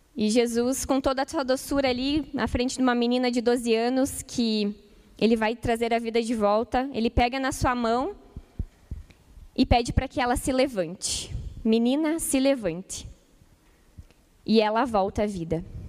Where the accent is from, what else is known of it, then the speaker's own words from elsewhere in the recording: Ijuí, Rio Grande do Sul, Brazil; moved away; lá em Juí, na minha cidade natal, Rio Grande do Sul